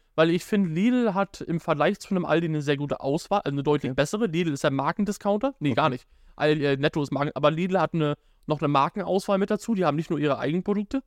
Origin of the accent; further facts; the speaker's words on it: Germany; now in Schwerin, Germany; aus Damberg, wo ich herkomme